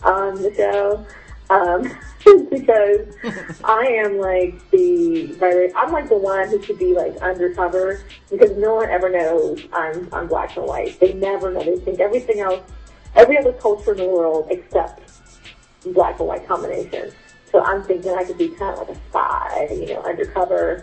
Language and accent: English; California, United States; I'm from Cali